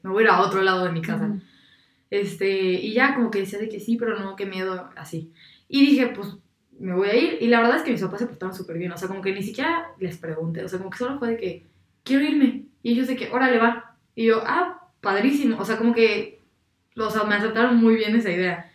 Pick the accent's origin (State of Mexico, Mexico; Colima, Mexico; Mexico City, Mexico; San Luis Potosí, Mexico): San Luis Potosí, Mexico; soy de San Luis Potosí.